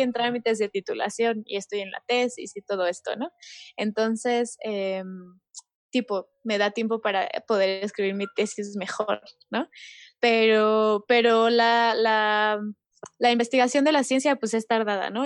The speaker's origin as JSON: {"language": "Spanish", "country": "Mexico", "said": "como país, o sea, como mexicanos"}